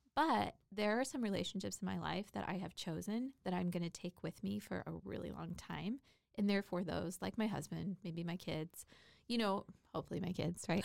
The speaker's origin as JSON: {"language": "English", "town": "Port Orchard", "region": "Washington", "country": "United States", "tie": "born or raised there", "moved": "yes", "said": "I grew up in a little town called Port Orchard, Washington, which is in between Gig Harbor and Bremerton, Washington"}